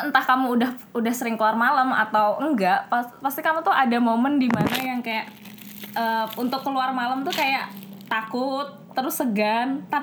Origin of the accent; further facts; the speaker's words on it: Kalimantan, Indonesia; karena ibunya tahu kita dari Kalimantan maksudnya dari luar Jawa